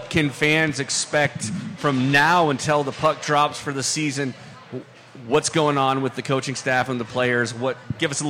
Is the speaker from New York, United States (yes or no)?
no; Falcon, Colorado, United States; born or raised there